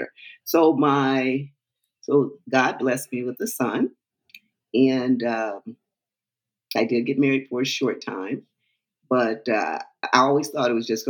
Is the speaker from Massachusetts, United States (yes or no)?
no; Cleveland, Ohio, United States; moved away as an adult; also born or lived in California; I was born and raised in Cleveland, Ohio